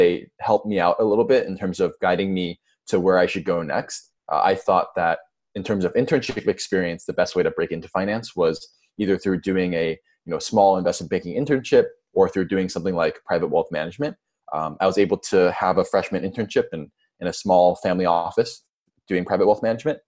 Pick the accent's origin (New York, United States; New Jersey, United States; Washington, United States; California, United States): California, United States; Orange County; I'm also from Orange County